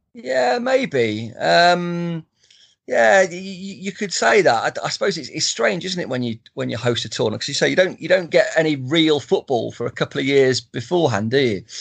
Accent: Stamford, East Midlands, United Kingdom; my hometown, Stamford

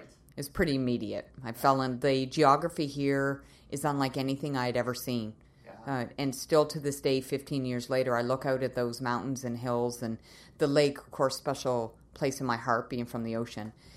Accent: Nova Scotia, Canada; moved away as an adult; also born or lived in Winnipeg, Manitoba / Calgary, Alberta; now in Kelowna, Canada; I was born and raised in Nova Scotia, so I'm a maritimer

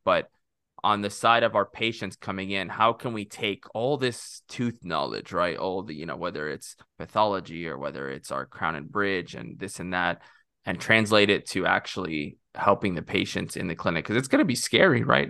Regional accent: Corpus Christi, Texas, United States; also born or lived in Egypt / Rio Grande Valley, Texas; grew up in Texas

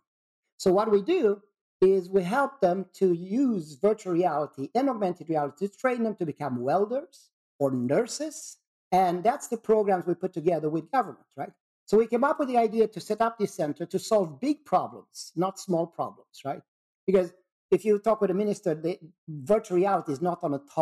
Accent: Sweden; I'm from Sweden

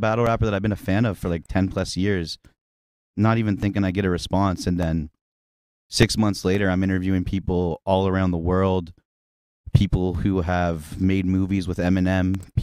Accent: Muskoka, Ontario, Canada; now in Ottawa, Canada; growing up in Muskoka

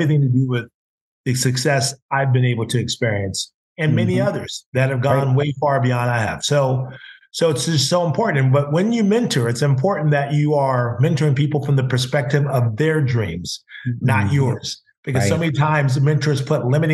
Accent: Carmel, California, United States; Gus Martin would come to my hometown because, you know, my Uncle AJ and John Walton, who owned the radio stations, were from Texas, but they moved to Carmel, which is a very upscale town in California

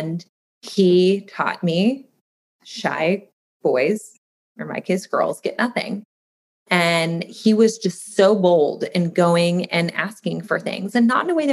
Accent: Midwest, United States; moved away; I grew up in the Midwest

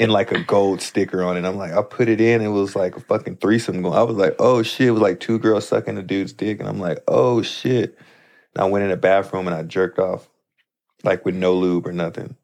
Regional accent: St. Louis, Missouri, United States; moved away as an adult; now in Los Angeles, United States; my hometown as well, Saint Louis

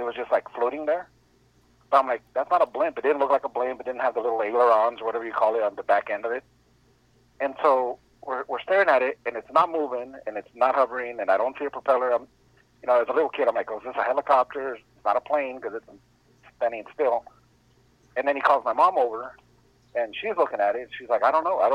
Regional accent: Escondido, California, United States; I grew up in Escondido, California, tiny little town out here in San Diego

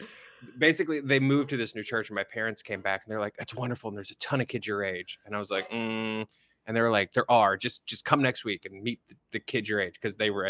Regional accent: Louisville, Kentucky, United States; No, I was raised in Louisville, Kentucky.

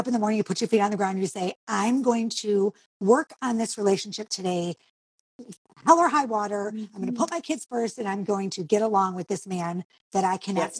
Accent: Detroit, Michigan, United States; now in Charlotte, United States; I'm from Detroit, Michigan.

